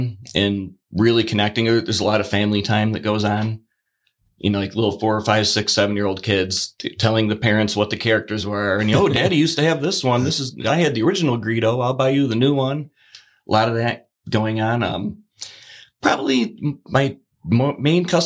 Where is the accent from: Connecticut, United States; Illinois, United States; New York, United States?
New York, United States; Batavia; I'm Batavia created, born, bred